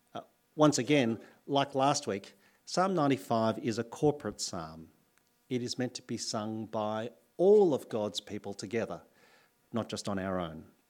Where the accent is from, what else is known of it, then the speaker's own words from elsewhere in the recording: New South Wales, Australia; moved away as an adult; now in Adelaide, Australia; I'm from New South Wales